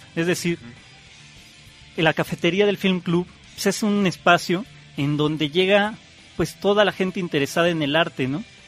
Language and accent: Spanish; Mexico City, Mexico; yo nací en el DF y estudié justamente en esta escuela Anáhuac